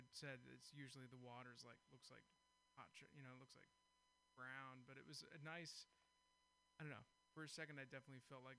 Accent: Castro Valley, California, United States; moved away; I'm from the East Bay originally, from a town called Castro Valley. I was raised on a ranch actually.

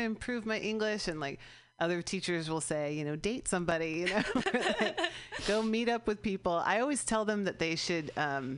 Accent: California, United States; I'm from California.

